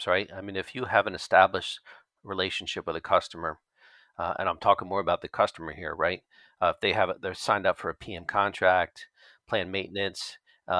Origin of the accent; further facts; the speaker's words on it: Philadelphia, Pennsylvania, United States; I'm from Philadelphia, or the northeast part of the United States